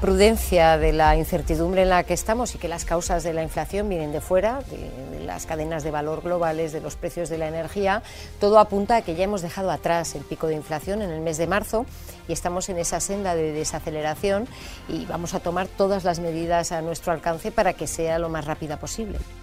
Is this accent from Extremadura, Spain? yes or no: no; Andalusia, Spain; yo como española y como andaluza